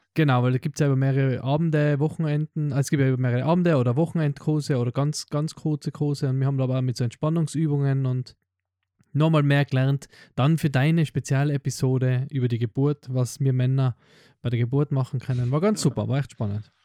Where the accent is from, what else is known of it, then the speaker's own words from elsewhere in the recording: Tyrol, Austria; Bei uns in Tirol sind halt Hausgeburten